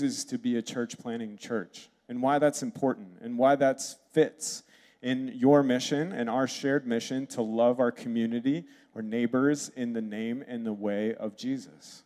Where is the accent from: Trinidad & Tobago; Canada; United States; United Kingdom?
United States; Red Wing, Minnesota; moved away; also born or lived in Wisconsin; I was born in Red Wing, lived in Wisconsin. I've got the like stoic Swede thing down.